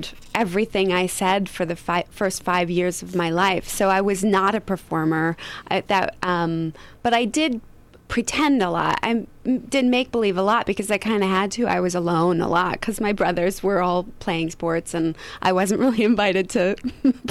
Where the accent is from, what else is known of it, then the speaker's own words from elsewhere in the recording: suburb of Detroit, Michigan, United States; now in Los Angeles, United States; Small town at 24 Mile Road is where I grew up, which is 24 miles outside of the heart of Detroit